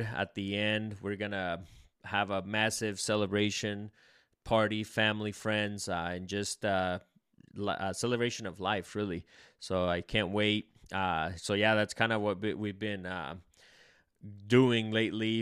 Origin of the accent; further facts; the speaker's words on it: El Salvador; I'm Salvadorian